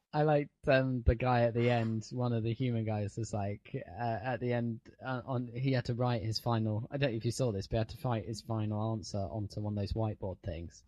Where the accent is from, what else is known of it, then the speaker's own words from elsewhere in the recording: United Kingdom; being British